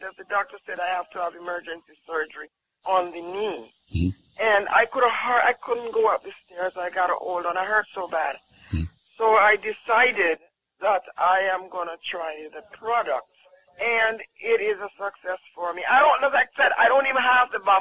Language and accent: English; Jamaica